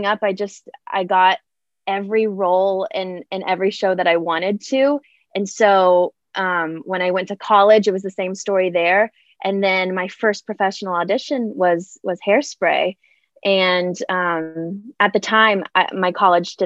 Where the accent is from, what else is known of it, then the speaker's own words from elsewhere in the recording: Houston, Texas, United States; I grew up in Houston, Texas